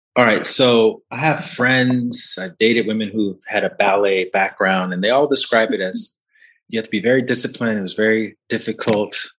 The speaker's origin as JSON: {"language": "English", "region": "Alabama", "country": "United States", "tie": "born or raised there", "said": "When I grew up in Alabama"}